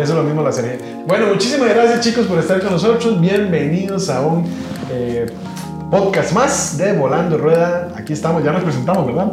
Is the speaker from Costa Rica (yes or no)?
yes; Costa Rica; los costarricenses nos toca hacer escala